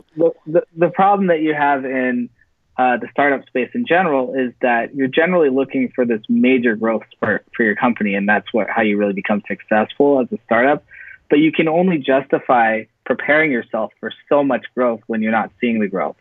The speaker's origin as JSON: {"language": "English", "area": "Silicon Valley", "region": "California", "country": "United States", "tie": "born or raised there", "also_born_or_lived": "Central Coast, California", "moved": "as an adult", "lives_now": "Los Angeles, United States", "said": "I'm actually from Silicon Valley. Uh, that's where I uh, grew up"}